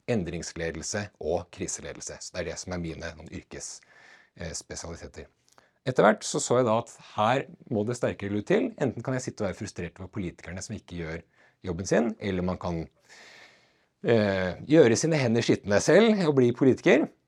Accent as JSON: {"language": "Norwegian", "town": "Gjøvik", "region": "Innlandet", "country": "Norway", "tie": "born there", "said": "jeg er eh, født eh, på Gjøvik sykehus eh, og bodde"}